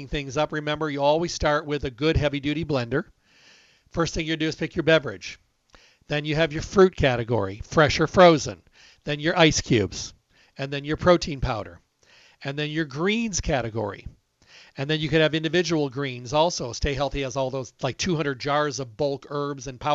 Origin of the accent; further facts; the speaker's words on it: Midwest, United States; moved away; I come from the Midwest, as you know, and we have a lot of walnut trees out there